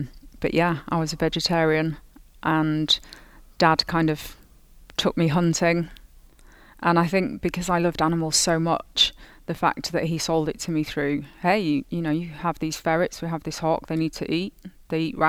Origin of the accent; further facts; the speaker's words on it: Yorkshire and the Humber, United Kingdom; I am from the north of England, so Yorkshire